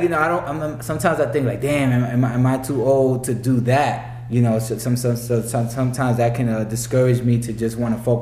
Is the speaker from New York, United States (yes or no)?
yes; New York City, New York, United States; moved away; also born or lived in Tampa, Florida; I'm from the Bronx originally, but before this, I was in Tampa, Florida for like 12 years.